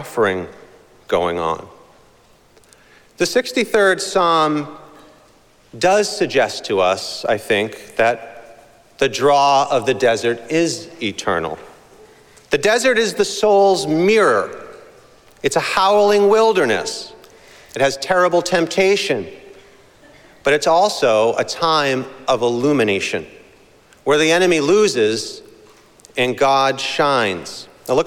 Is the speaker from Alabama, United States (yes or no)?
no; Boston, Massachusetts, United States; growing up in Boston